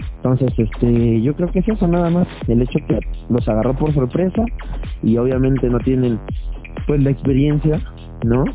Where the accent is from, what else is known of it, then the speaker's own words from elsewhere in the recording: Mexico; como todo mexicano